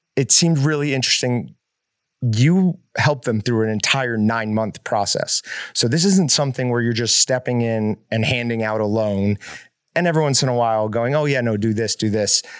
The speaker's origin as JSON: {"language": "English", "region": "Northeast", "country": "United States", "tie": "born or raised there", "moved": "yes", "lives_now": "Kansas, United States", "said": "I grew up in the Northeast"}